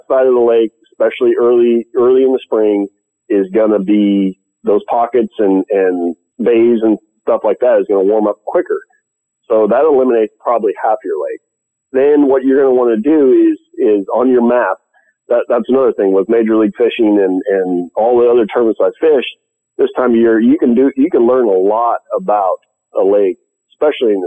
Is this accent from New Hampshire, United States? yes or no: no; California, United States; I'm from California